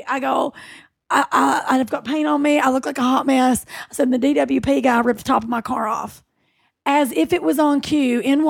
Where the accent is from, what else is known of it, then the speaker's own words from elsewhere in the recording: United Kingdom; Like I was a weird British actor fighting my accent.